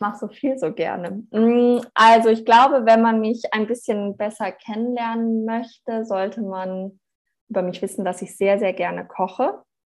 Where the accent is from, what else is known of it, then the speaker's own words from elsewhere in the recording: Germany; moved away; also born or lived in Australia; ich bin halt auch Deutsche